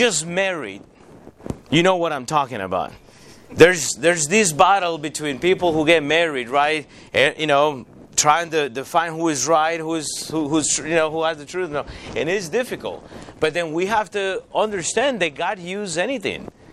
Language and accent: English; Costa Rica; moved away as an adult; now in United States; I grew up in Costa Rica.